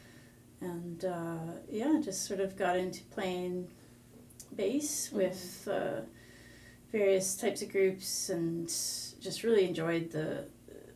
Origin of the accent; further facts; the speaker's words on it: Victoria, British Columbia, Canada; I'm from Victoria. Yeah, born and raised here, which is somewhat rare these days